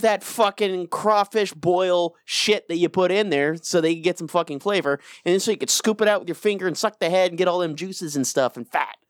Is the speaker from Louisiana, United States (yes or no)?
yes; Louisiana, United States; moved away; also born or lived in Denver; I'm from Louisiana.